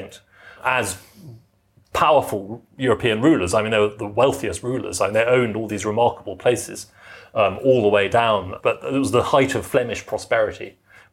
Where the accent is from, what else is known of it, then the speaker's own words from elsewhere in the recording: Tunbridge Wells, South East England, United Kingdom; I grew up in Tunbridge Wells